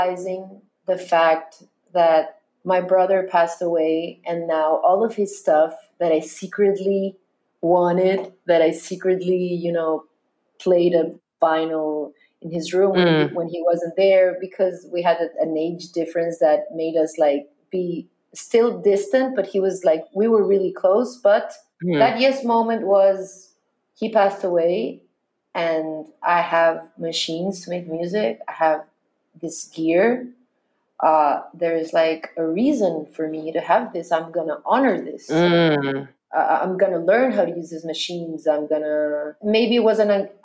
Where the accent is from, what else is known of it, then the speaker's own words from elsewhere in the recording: Chile; I was Latin, because I was Chilean